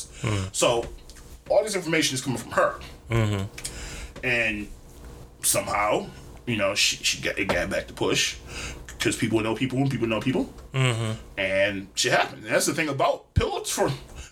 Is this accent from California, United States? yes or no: no; Detroit, Michigan, United States; I'm from Detroit